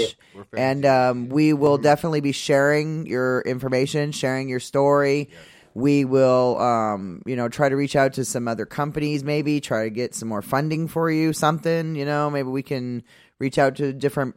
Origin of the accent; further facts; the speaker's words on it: East Coast, United States; now in West Coast, United States; I'm from the East Coast.